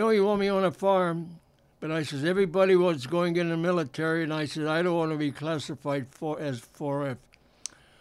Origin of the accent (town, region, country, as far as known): Defiance, Ohio, United States; moved away as an adult; now in Chicago, United States